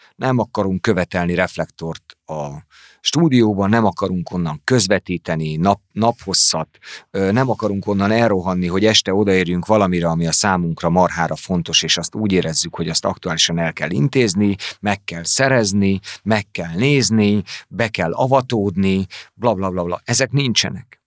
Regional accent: Hungary; moved away as an adult; now in Pécs, Hungary; én meg vidéki vagyok

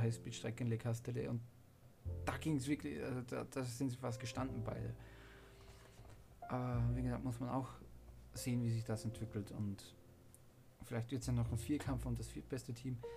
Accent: Austria; ich bin Österreicher

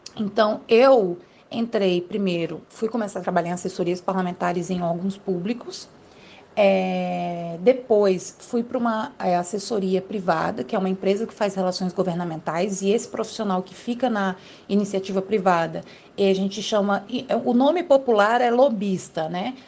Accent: Brasília, Federal District, Brazil; eu sou aqui do Distrito Federal, moro em Brasília

